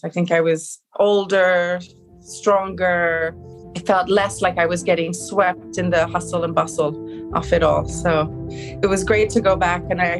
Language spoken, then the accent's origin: English; Belfast, Northern Ireland, United Kingdom; born there; accent: Belfast; also born or lived in London / Switzerland; yeah, I was born in Belfast. My mother's from there and she wanted me to be born there. And until I started school, I was between London, Switzerland and Northern Ireland. I had a very strong Irish accen